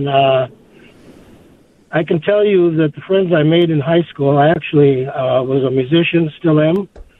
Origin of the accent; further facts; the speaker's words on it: Minneapolis, Minnesota, United States; now in Circle Pines, United States; I grew up in South Minneapolis, went to Roosevelt High School.